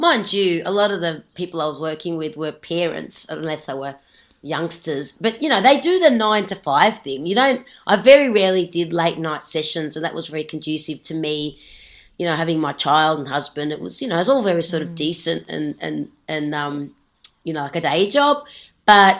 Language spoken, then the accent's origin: English; Australia; moved away as an adult; also born or lived in Sweden; as an Aussie